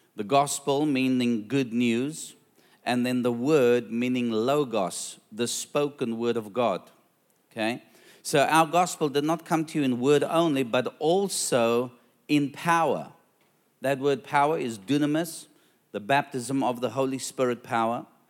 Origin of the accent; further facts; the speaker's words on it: South Africa; now in Australia; I'm a South African